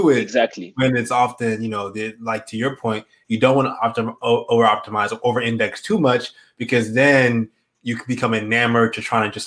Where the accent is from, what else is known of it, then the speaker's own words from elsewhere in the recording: Morocco; I'm from Morocco, so